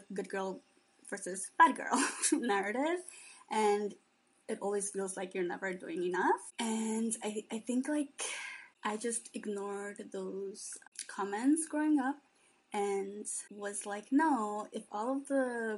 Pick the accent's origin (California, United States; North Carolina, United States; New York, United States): New York, United States; New York City; also born or lived in Bangladesh / Queens / the Bronx; we all grew up in New York City. I was born in Bangladesh, and my family came to the States when I was 2